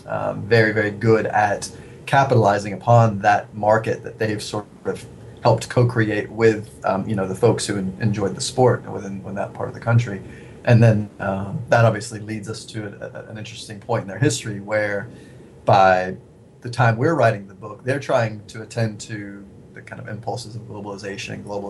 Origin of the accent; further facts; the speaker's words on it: close to Bristol, East Tennessee, United States; So I'm from East Tennessee, close to Bristol, Tennessee